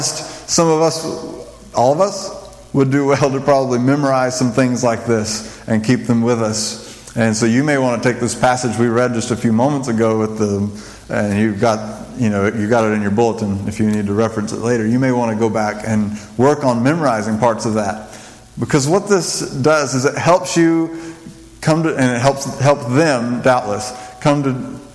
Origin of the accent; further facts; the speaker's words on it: New Mexico, United States; I grew up in New Mexico